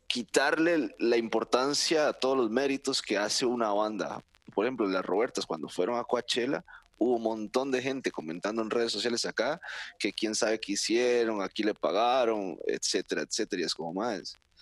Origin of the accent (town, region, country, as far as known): Costa Rica